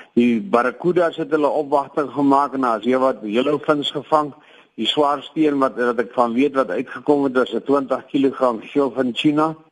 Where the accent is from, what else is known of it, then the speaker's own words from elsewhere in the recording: Mossel Bay, Western Cape, South Africa; dis my geboorteplek.